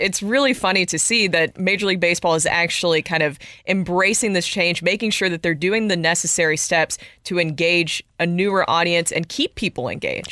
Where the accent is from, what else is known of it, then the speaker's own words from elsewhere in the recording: Nashville, Tennessee, United States; that's my hometown